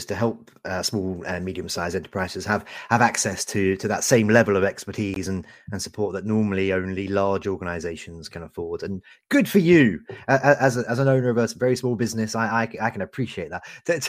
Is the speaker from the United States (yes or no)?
no; Canada; I'm also a Canadian, despite my city accent.